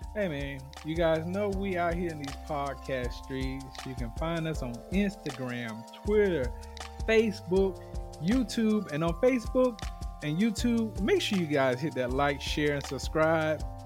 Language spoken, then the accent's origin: English; the South, United States; being a Southerner is you know, us, um, ebony men here in the South